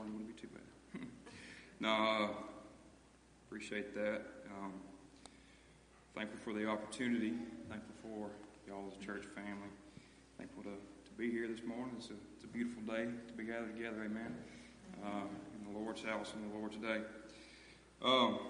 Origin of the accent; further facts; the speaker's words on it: United States; moved away as an adult; now in Danville; we grew up in Goldon, moved out to Danville here about 1.5 years ago